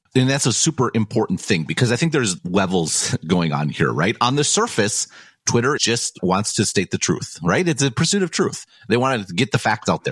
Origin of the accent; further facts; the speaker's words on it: Madison, Wisconsin, United States; I grew up in Madison in this beautiful city